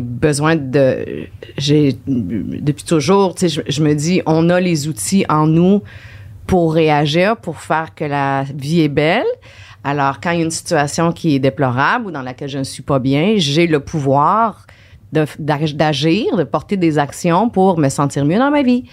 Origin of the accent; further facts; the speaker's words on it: Saint-Anselme, Quebec, Canada; moved away as an adult; also born or lived in Jonquière / Chicoutimi / Trois-Rivières; now in Montreal, Canada; je viens de la rive sud de Québec, ok de Saint-Anselme, un tout petit village